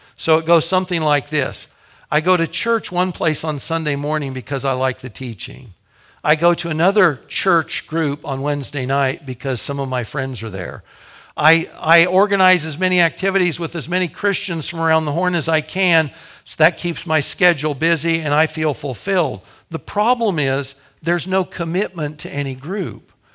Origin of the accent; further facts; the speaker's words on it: Topeka, Kansas, United States; Kathy and I grew up in Topeka. Our families are here, our parents were here.